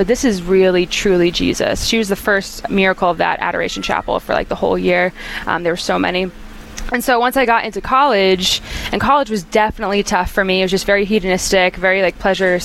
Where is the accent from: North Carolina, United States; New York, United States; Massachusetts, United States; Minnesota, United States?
North Carolina, United States; moved away as an adult; now in Nashville, United States; I'm originally from North Carolina, which I love, and so I say y'all a lot. But I actually just moved to Nashville, Tennessee, last week